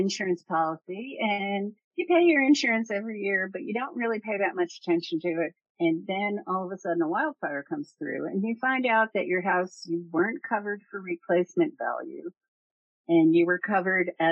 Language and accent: English; Barnegat Bay, New Jersey, United States; moved away as an adult; also born or lived in Colorado; I grew up in New Jersey on Barnegat Bay.